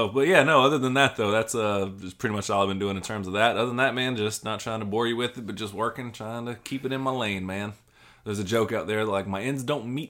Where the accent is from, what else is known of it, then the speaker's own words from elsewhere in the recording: the South, United States; now in Philadelphia, United States; As a Southerner